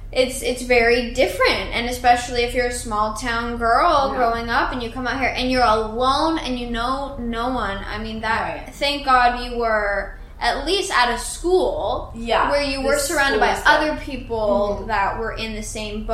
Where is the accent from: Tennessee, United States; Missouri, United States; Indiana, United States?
Indiana, United States; also born or lived in Florida; now in Los Angeles, United States; I'm from Indiana